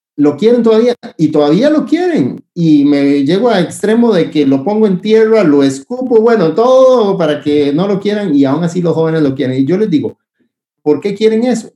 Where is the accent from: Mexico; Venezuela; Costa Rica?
Costa Rica; estamos chineando, decimos en Costa Rica